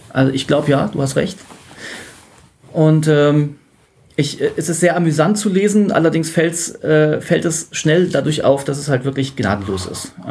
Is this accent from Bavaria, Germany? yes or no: no; Dortmund, North Rhine-Westphalia, Germany; Äh, ich bin aus Dortmund und bin hier zu Besuch in der verbotenen Stadt.